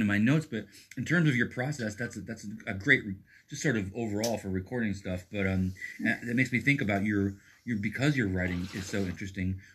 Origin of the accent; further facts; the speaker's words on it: East Coast, New York, United States; moved away as an adult; also born or lived in Texas / Brooklyn / Boston; now in Portland, United States; I'm born and raised on the East Coast.